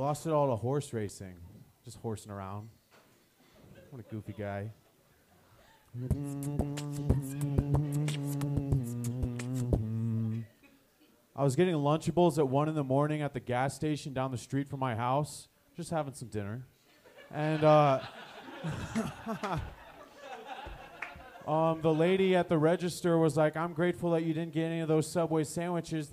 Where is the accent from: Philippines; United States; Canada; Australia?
United States; Aurora, Colorado; I'm from Aurora, aka the Nebraska of Colorado.